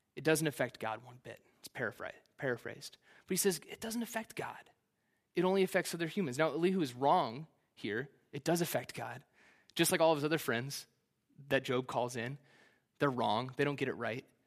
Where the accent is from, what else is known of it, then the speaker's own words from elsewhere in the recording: Kansas City, Missouri, United States; Kansas City's the only place I've ever known